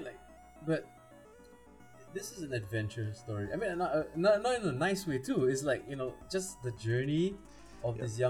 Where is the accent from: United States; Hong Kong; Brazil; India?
India; I'm Indian.